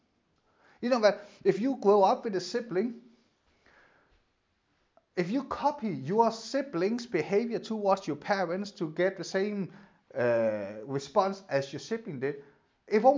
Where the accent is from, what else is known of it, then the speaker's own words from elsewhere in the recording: Denmark; moved away; my part of Denmark